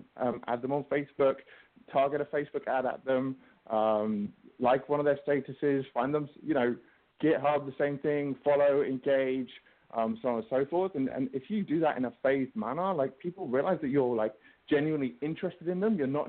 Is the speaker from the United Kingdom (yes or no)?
yes; England, United Kingdom; Mr. Bean is my favorite because, you know, I'm English, so that works for me.